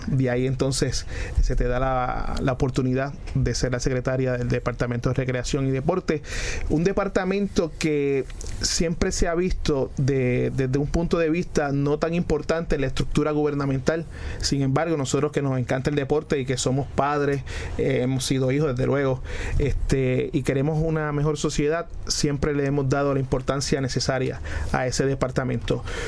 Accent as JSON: {"language": "Spanish", "country": "Puerto Rico", "said": "uno como puertorriqueño"}